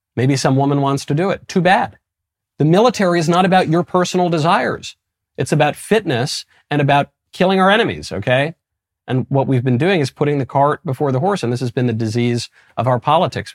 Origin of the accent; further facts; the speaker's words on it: United States; I'm American